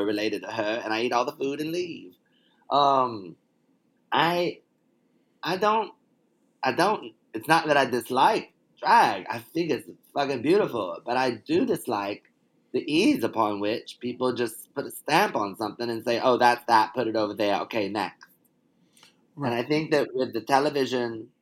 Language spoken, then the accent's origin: English; the South, United States; I'm from the South